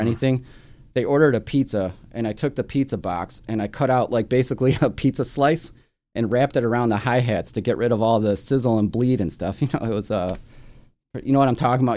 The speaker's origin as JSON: {"language": "English", "town": "Chicago", "region": "Illinois", "country": "United States", "tie": "born or raised there", "said": "I grew up here in Chicago, like up on the northwest side in, in Edison Park, Norwood Park, Jefferson Park kinda area"}